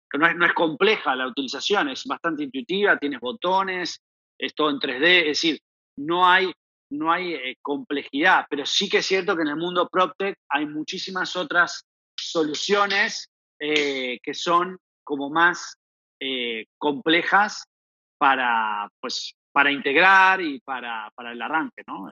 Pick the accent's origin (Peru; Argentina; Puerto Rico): Argentina; accent: Argentine; moved away as an adult; also born or lived in Barcelona / Panama; efectivamente soy argentino, lo dice mi acento. Em, llevo más o menos 15 años fuera de, Argentina